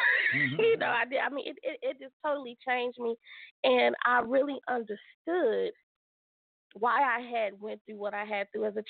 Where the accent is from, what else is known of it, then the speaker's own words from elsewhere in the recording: Philadelphia, Pennsylvania, United States; growing up in Philadelphia, where my dad's family is